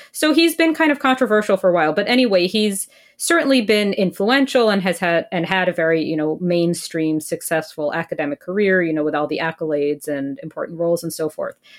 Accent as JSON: {"language": "English", "country": "United States", "moved": "yes", "lives_now": "Canada", "said": "I'm personally only a permanent resident here in Canada. Yeah, I'm just American."}